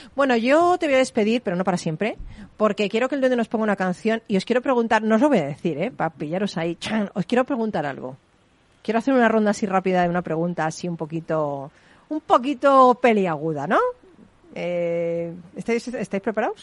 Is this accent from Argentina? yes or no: no; Spain; soy española